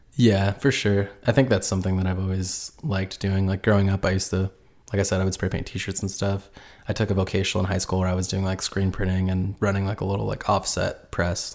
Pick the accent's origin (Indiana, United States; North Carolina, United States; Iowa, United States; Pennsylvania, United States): Indiana, United States; I'm originally from Port Edge, Indiana, which is about, like, two hours north from Indy